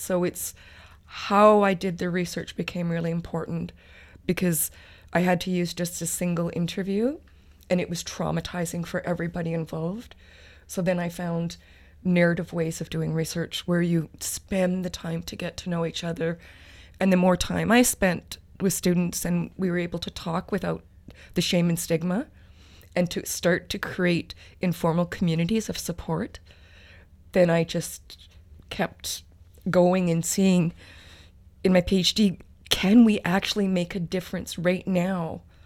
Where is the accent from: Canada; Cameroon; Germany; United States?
Canada; Treaty Six territory, Alberta; moved away as an adult; now in Victoria, Canada; I'm originally from Treaty Six territory, the University of Alberta